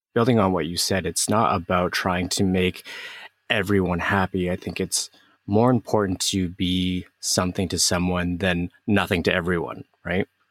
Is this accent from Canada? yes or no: yes; Canada; growing up in Canada, I was also born in Canada